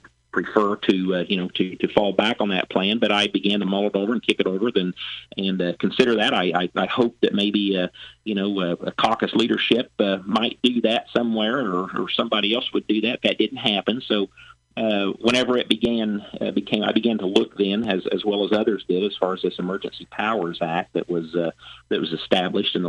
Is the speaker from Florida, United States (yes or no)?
no; Louisville, Illinois, United States; my hometown is Louisville. That's where my office is at. It's Southeast Illinois